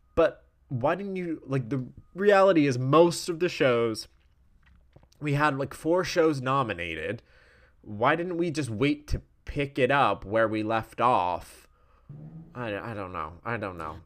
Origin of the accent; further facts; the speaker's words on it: Wales, United Kingdom; I'm Welsh